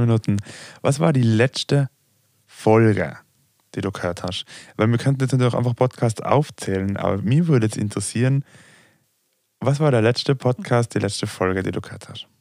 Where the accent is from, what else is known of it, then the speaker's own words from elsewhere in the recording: Austria; ich komme aus Österreich